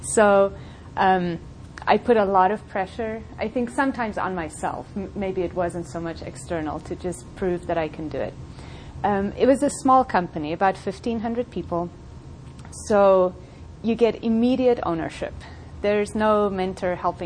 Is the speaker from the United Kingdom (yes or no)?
no; South Africa; moved away as an adult; also born or lived in Colorado; now in United States; I grew up in South Africa, went to high school there